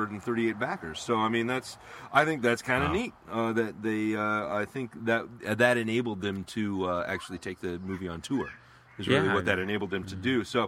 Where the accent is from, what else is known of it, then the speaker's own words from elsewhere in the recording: United States; I'm American